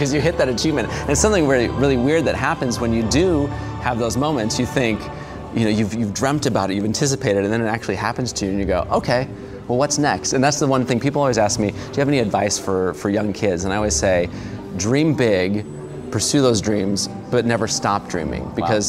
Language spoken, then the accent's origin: English; Los Angeles, California, United States; also born or lived in Illinois; I grew up in Los Angeles. We moved to a small town, a small farm town in Illinois